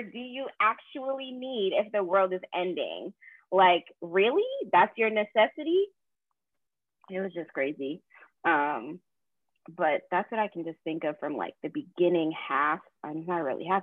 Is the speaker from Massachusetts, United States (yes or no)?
yes; Boston, Massachusetts, United States; moved away as an adult; now in North Carolina, United States; I'm actually from Boston